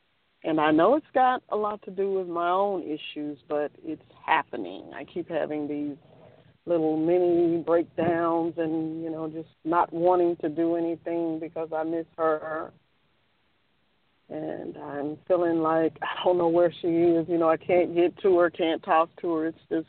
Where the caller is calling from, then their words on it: Memphis, Tennessee, United States; calling from Memphis.